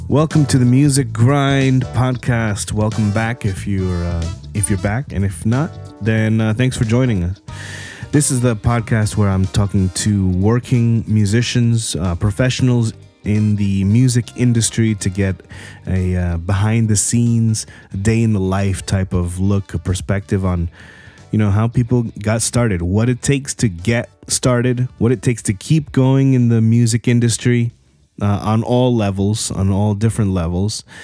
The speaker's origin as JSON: {"language": "English", "region": "New Jersey", "country": "United States", "tie": "born or raised there", "said": "I grew up in Jersey."}